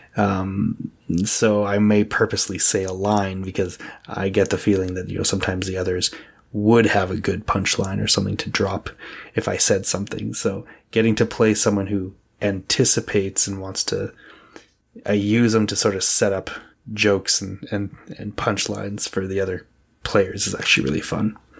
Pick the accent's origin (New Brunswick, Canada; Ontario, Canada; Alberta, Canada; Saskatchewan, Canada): Alberta, Canada; Edmonton; I'm from Edmonton, Alberta, Canada.